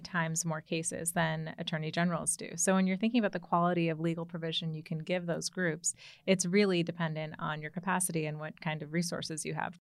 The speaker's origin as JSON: {"language": "English", "town": "Commack", "region": "New York", "country": "United States", "tie": "born or raised there", "moved": "as an adult", "lives_now": "Washington, D.C., United States", "said": "I, I've grew up in New York"}